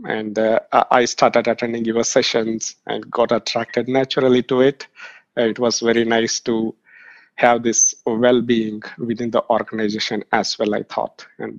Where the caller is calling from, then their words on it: Bangalore, Karnataka, India; from Bangalore, India.